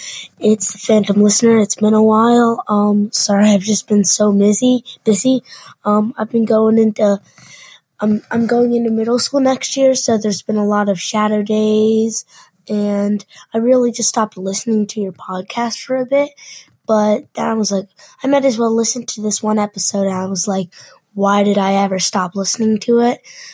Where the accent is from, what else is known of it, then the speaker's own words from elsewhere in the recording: Maryland, United States; I'm from Maryland.